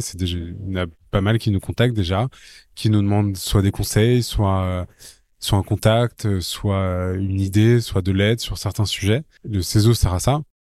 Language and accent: French; Paris, Île-de-France, France; je suis parisien